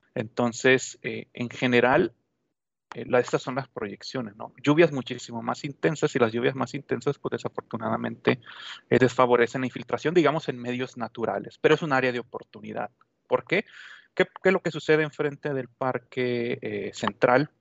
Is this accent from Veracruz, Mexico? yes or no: no; Sonora, Mexico; now in Ciudad Juárez, Mexico; yo soy originario de Sonora